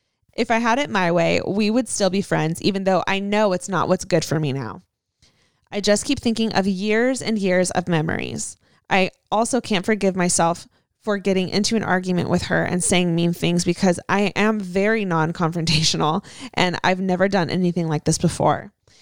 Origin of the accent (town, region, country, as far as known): San Diego, California, United States